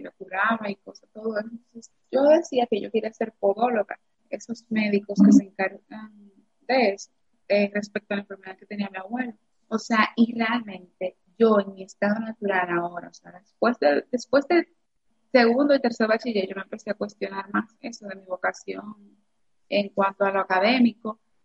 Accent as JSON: {"language": "Spanish", "region": "Cibao", "country": "Dominican Republic", "tie": "born or raised there", "also_born_or_lived": "Santo Domingo", "said": "aquí en mi, en mi pueblo"}